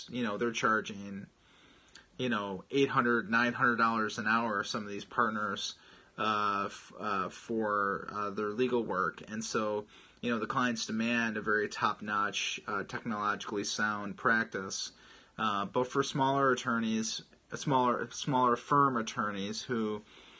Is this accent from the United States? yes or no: yes; Chicago, Illinois, United States; I'm actually from Chicago as well